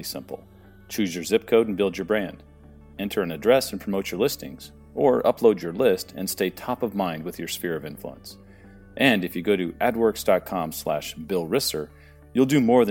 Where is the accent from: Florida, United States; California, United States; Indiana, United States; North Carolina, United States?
California, United States; San Diego; moved away as an adult; also born or lived in Phoenix, Arizona; I was born and raised in San Diego, but then my wife and I relocated to Phoenix in 1999